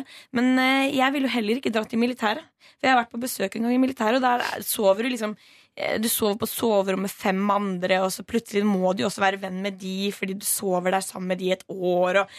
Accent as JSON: {"language": "Norwegian", "town": "Stavern", "region": "Vestfold", "country": "Norway", "moved": "yes", "said": "min lokale festival der jeg kommer fra. Stavernfestivalen"}